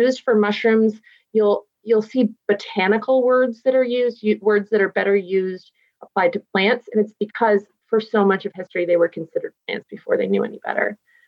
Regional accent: Massachusetts, United States; first language English; now in Pacific Northwest, United States; I'm from Massachusetts

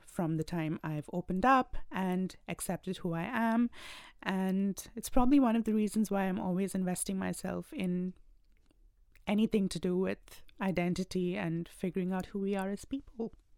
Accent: India; moved away as an adult; now in Australia; I belong to India, and I moved here about two years ago

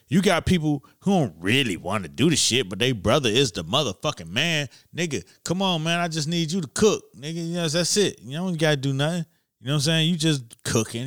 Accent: Miami, Florida, United States; I'm from Miami

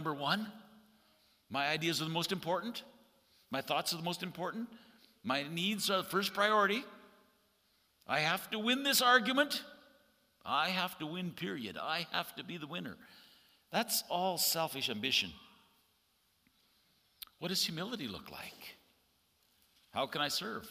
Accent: Canada; as a Canadian

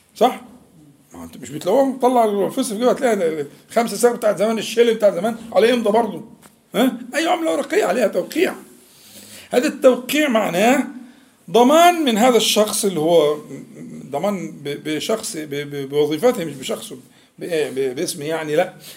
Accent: Egypt; احنا كمصريين يعني عندنا عبد المنعم ده اسمه مشهور جداً

